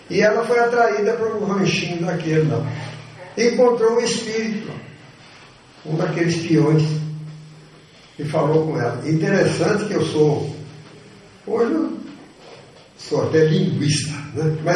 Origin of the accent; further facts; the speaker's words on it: São Paulo, Brazil; moved away; also born or lived in Minas Gerais; Eu sou paulista de nascimento, sei disso.